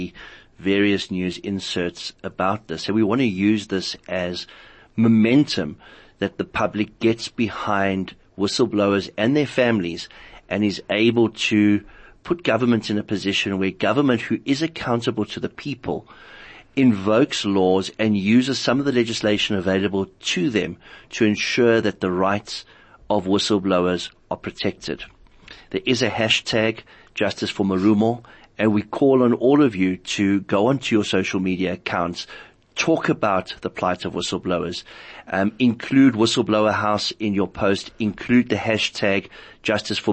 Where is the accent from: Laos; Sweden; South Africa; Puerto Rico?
South Africa; as a South African